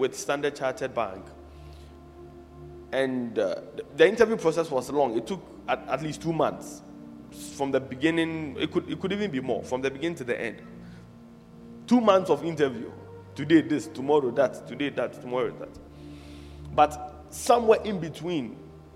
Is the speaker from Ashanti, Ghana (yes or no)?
no; Accra, Greater Accra, Ghana; also born or lived in Chorkor, Accra; I was born in Choko, in Accra, but I don't live there now. I was raised in Mamprobi, but I don't live there now